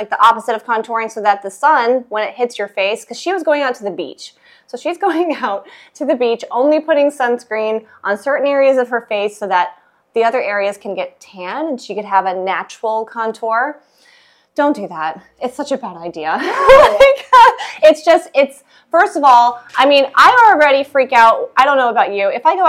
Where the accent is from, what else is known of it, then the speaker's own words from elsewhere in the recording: Illinois, United States; also born or lived in Tennessee; Well, I was born in Tennessee, and then we moved up to Illinois. I grew up, my whole childhood was in Illinois. My parents still live in the same house that I grew up in.